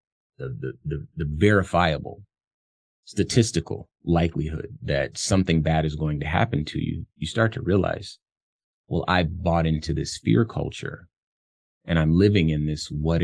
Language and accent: English; Compton, California, United States; moved away; I come from Compton, California, which is where I was born. Very, very tough environment when I lived there in the 80s